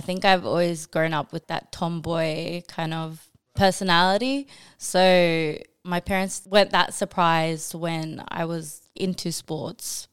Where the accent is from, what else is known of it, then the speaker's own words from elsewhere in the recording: Australia; also born or lived in New Zealand / Bangladesh (ancestry); I was born in New Zealand. I moved here when I was like two and pretty much grew up here in Australia